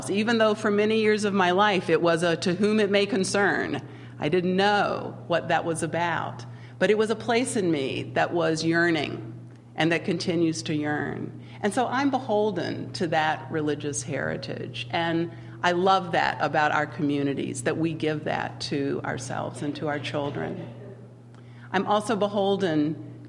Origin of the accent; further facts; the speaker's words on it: Winston-Salem, North Carolina, United States; moved away; I grew up in the South, in North Carolina, Winston-Salem, lived there my entire, well, most of my childhood